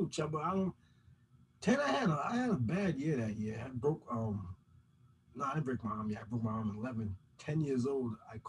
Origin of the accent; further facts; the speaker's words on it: Providence, Rhode Island, United States; also born or lived in Riverside, East Providence; I was born in Southside. I grew up in West Elmwood.